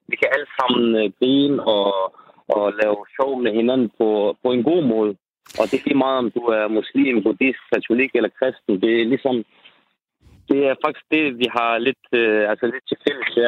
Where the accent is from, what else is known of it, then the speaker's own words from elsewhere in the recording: Denmark; for jeg er opvokset her i Danmark.